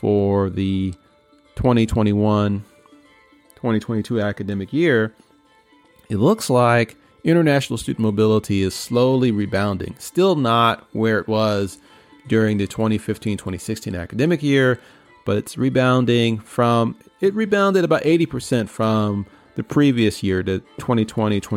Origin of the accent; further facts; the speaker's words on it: New York City, New York, United States; my days as a kid growing up in Queens